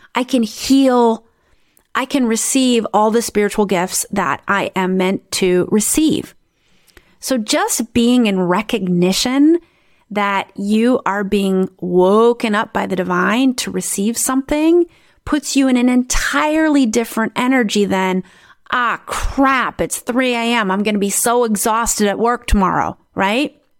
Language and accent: English; South Dakota, United States; now in Netherlands; I grew up in South Dakota in the United States